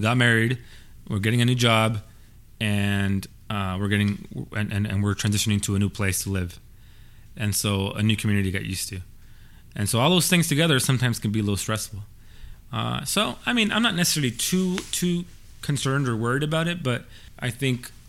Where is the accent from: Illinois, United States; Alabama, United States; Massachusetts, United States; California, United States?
California, United States; Baldwin Park; I'm from Baldwin Park